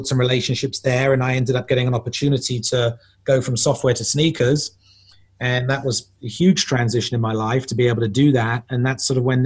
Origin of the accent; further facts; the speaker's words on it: London, United Kingdom; I'm from England. I'm from the suburbs of London, in fact, Southwest London.